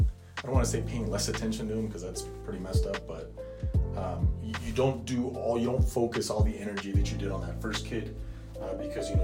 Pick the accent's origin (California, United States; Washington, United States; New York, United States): California, United States; Los Angeles; first language Spanish; English is a second language; also born or lived in Utah; We're from Los Angeles